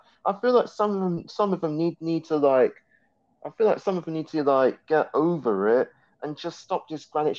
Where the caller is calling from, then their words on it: London, United Kingdom; Joining from London.